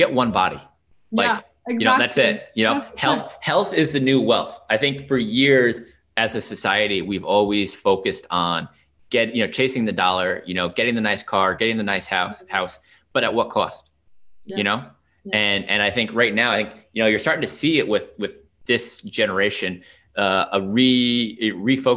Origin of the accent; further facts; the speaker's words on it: Long Island, New York, United States; now in Washington DC area, United States; I grew up on Long Island